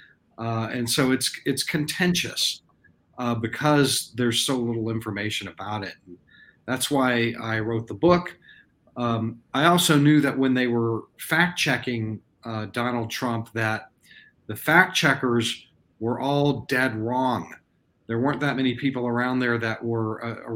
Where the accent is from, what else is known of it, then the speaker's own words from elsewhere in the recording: Texas, United States; I was born in Texas, and I've lived here for a big chunk of my life